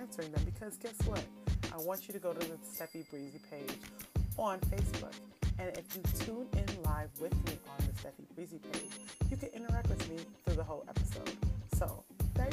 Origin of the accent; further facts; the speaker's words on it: Jamaica; accent: Jamaican; I am definitely Jamaican, so you'll hear a little bit of accent every once in a while.